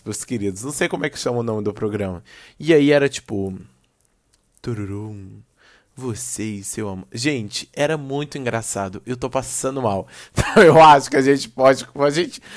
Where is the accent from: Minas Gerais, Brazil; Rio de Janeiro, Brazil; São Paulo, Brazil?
Minas Gerais, Brazil; Belo Horizonte; eu sou de BH